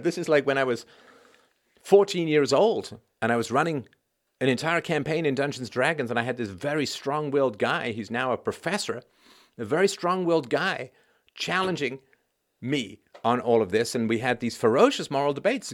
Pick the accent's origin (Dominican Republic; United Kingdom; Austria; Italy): United Kingdom; England; accent: pseudo intellectual accent; now in Canada; when I was a kid, I grew up in England